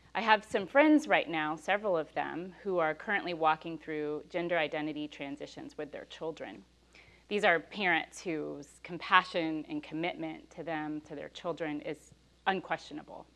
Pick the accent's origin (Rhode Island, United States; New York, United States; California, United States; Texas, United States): Texas, United States; accent: Texas; my Texas accented